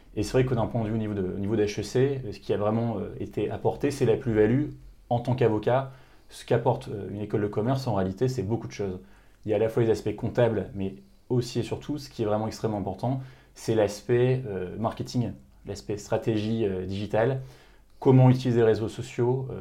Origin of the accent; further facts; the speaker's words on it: Lille, Hauts-de-France, France; also born or lived in Paris; je suis originaire de Lille à la base